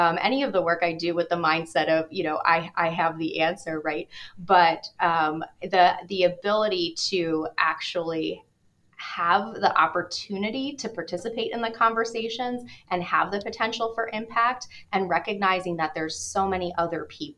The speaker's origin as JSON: {"language": "English", "country": "United States", "moved": "as an adult", "lives_now": "Cleveland, United States", "said": "I hail from New York and New Jersey"}